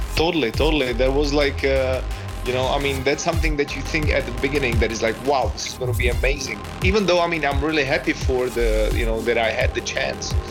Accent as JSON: {"language": "English", "region": "Prague", "country": "Czechia", "tie": "born or raised there", "also_born_or_lived": "Australia", "said": "I'm originally from Prague, Czech Republic, and, and basically I spent my childhood"}